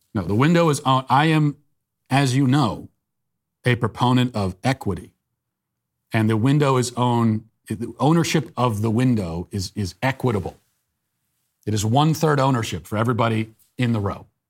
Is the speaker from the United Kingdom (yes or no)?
no; United States; I'm an American